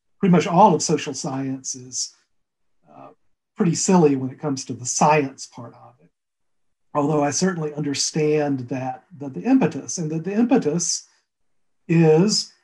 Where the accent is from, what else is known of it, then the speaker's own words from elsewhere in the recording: Alabama, United States; also born or lived in Fairfield County, Connecticut; now in Connecticut, United States; My wife's from Texas originally. I'm from Alabama.